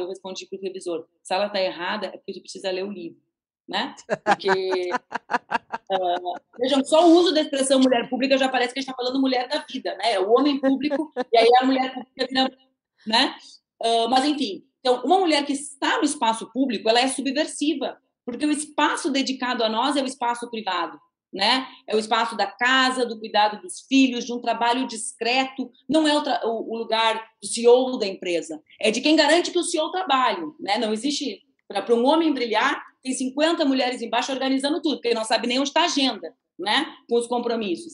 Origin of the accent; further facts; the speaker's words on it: on the border with Uruguay, Rio Grande do Sul, Brazil; sou lá do sul do Brasil, né? Eu cresci na fronteira com o Uruguai